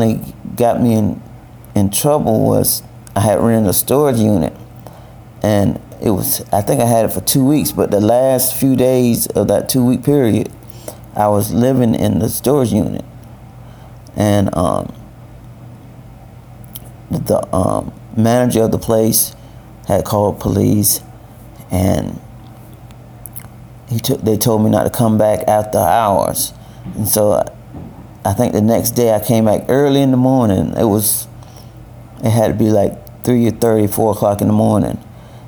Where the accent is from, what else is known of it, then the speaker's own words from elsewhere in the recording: Valdosta, Georgia, United States; moved away as an adult; now in Richmond; I'm from Valdosta, Georgia. I now live in Richmond